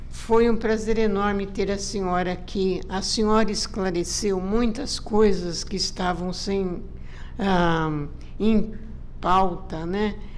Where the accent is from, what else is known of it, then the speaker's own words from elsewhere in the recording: Brazil; eu acho que nós, como brasileiros, temos que passar a respeitar a todos